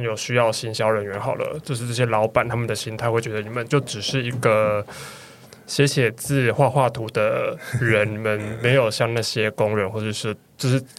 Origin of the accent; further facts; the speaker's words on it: Kaohsiung, Taiwan; now in Taipei, Taiwan; 我的故乡高雄吗？